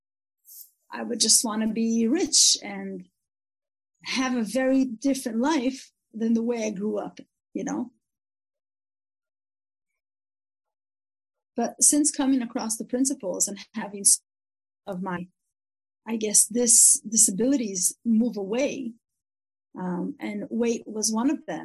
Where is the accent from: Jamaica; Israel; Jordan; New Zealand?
Israel; first language English; It's English, but growing up in Israel.